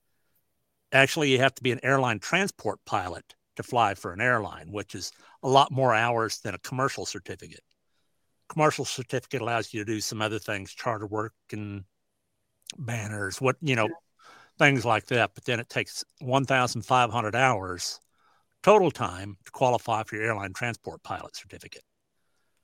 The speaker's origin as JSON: {"language": "English", "region": "Southwest Iowa", "country": "United States", "said": "I was living in Southwest Iowa, in Sydney, Iowa, not too far from my home. And it's pretty good sized PRCA rodeo. So it was like considered my hometown rodeo where everybody knew me."}